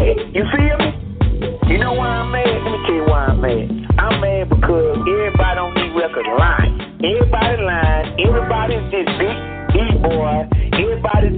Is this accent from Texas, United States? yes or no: yes; Texas, United States; I'm from Texas